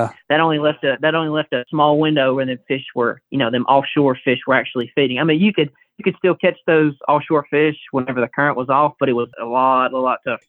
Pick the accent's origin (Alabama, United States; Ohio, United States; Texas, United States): Alabama, United States; Gadsden; I'm from Gadsden